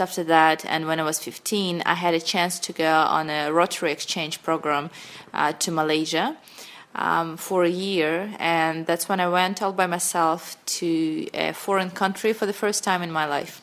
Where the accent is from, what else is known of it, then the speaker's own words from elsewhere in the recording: Sakhalin Oblast, Russia; English is a second language; moved away as an adult; also born or lived in Moscow, Russia / China; I grew up on a small, on a big island, on a small, uh, in a small town in Russia that is in the north of Japan, far east of Russia, that is called Sakhalin Island